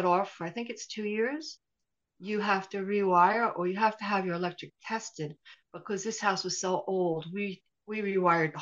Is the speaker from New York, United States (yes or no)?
yes; New York, United States; moved away as an adult; also born or lived in Dingle, Ireland; now in Ventry, Ireland; I'm from New York. Last was New York City. I lived in New York City.